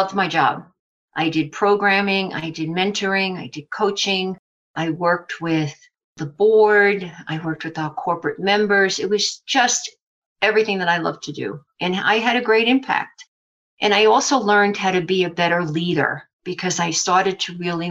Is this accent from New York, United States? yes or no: yes; New York City, New York, United States; accent: New York; moved away as an adult; now in Parker, United States; I grew up in Brooklyn, New York